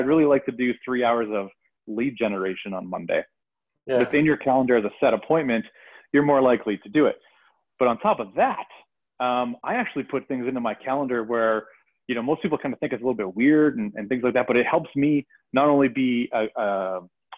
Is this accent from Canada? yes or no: yes; Canada; I am Canadian, so I have a .ca address